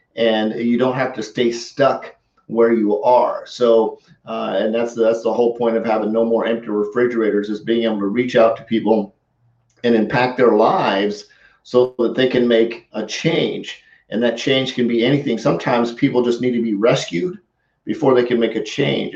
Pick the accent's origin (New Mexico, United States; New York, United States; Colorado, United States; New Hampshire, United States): Colorado, United States; growing up in Colorado